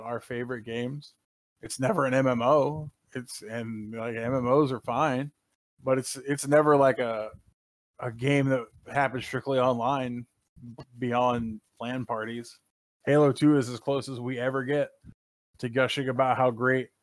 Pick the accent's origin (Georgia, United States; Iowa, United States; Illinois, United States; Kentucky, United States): Kentucky, United States; I was raised in Kentucky